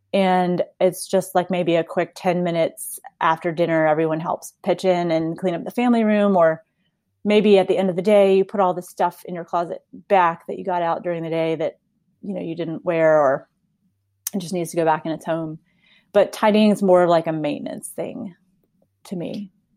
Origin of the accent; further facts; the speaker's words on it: Texas, United States; also born or lived in South Carolina; I grew up here in Texas